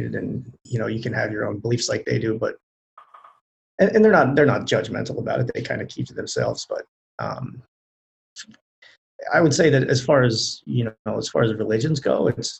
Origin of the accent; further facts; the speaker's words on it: Lancaster County, Pennsylvania, United States; I grew up in Lancaster County, where most people are familiar with the Amish community that's there